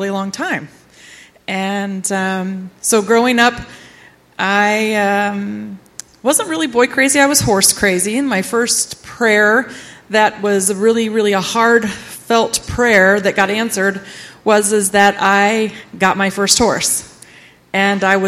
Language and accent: English; Ritztown, United States; I grew up here in Ritztown and went to Ritztown all through my school years